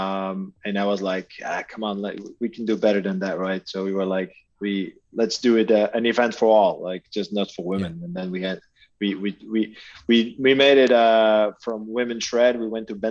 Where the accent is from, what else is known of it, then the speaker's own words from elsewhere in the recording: Aalter, Flanders, Belgium; I'm in Belgium, so Alter, you guys remember from the World Cups, that's my hometown